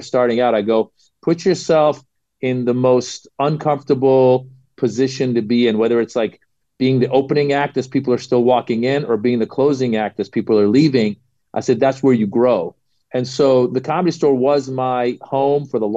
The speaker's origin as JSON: {"language": "English", "region": "Northern California", "country": "United States", "tie": "born or raised there", "also_born_or_lived": "Los Angeles", "said": "I grew up in Northern California"}